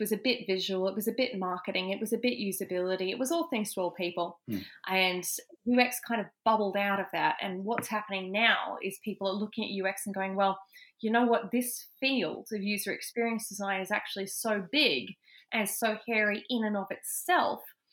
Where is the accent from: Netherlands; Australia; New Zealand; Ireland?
Australia; Canberra, Australian Capital Territory; moved away as an adult; also born or lived in United Kingdom / Melbourne; I grew up in Canberra